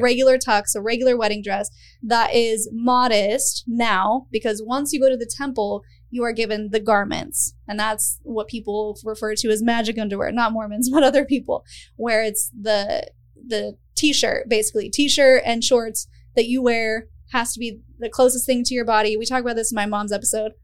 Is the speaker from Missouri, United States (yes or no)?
no; Utah, United States; moved away; I grew up in Utah, which is its own beast of a thing